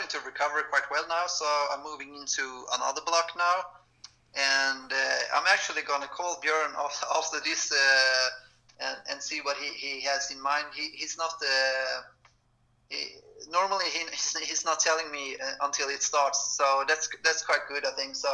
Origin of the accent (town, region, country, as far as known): Varberg, Halland County, Sweden; born or raised there